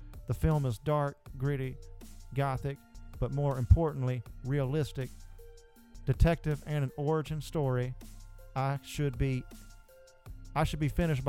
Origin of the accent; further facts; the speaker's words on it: the South, United States; Because we're from the South, boy. We talk normal down there.